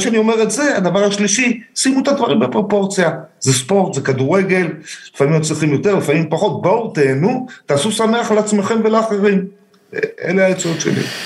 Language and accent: Hebrew; Herzliya, Tel Aviv District, Israel; moved away as an adult; now in Beersheba, Israel; אני גדלתי, נולדתי בתל אביב, גדלתי בהרצליה, הגעתי לבאר שבע לפני 25 שנה בערך